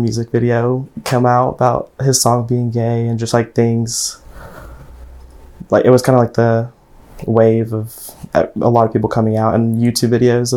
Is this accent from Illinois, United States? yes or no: no; Maryville, Tennessee, United States; also born or lived in Knoxville, Tennessee; I was born in Knoxville, Tennessee, and I was raised in Maryville, Tennessee